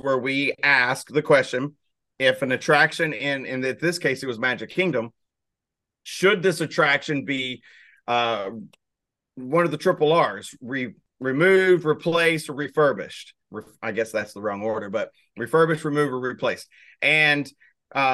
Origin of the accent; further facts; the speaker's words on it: Arkansas, United States; I'm from Arkansas